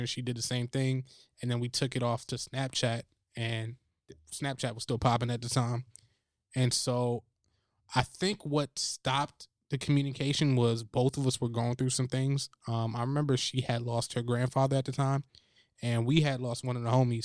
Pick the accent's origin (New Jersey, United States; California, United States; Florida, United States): New Jersey, United States; I'm from Jersey.